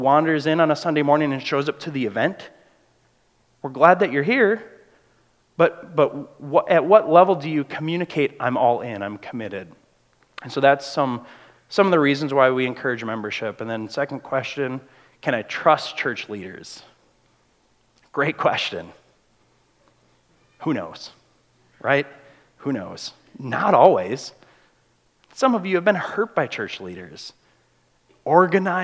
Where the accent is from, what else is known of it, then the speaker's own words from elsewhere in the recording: United States; We're Americans